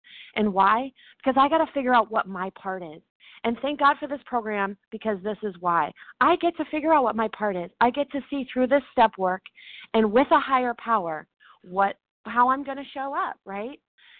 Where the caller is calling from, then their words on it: Dallas, Texas, United States; I'm calling from Dallas, Texas today.